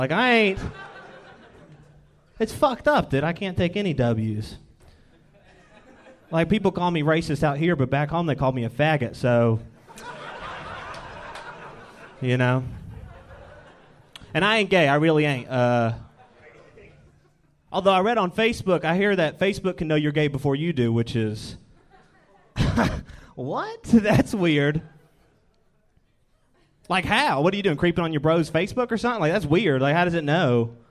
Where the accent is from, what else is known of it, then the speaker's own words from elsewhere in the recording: Georgia, United States; moved away; I'm from Georgia. … real redneck name. I sound real racist, which is not good to be living out here sounding like this